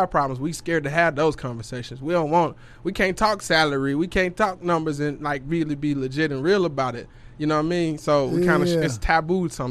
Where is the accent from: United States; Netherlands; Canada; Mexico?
United States; Memphis, Tennessee; moved away as an adult; now in Dallas, United States; I'm living back in Tennessee. I'm from Memphis, so I was living back, you know, that way